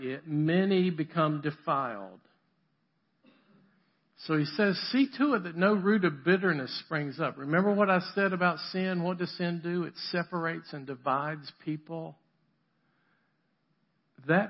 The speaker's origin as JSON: {"language": "English", "region": "the South", "country": "United States", "also_born_or_lived": "Boston, Massachusetts", "said": "I'm from the South"}